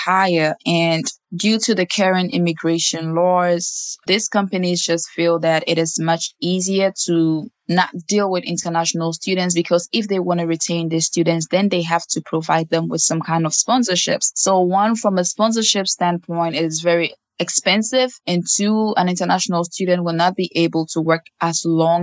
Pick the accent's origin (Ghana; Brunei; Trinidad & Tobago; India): Ghana; moved away as an adult; now in United States; I came from Ghana in 2016 to pursue my degree in business administration